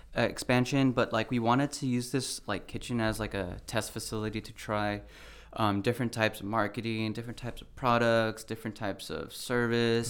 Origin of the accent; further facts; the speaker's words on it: Brea, California, United States; also born or lived in Oxnard; I grew up in Brea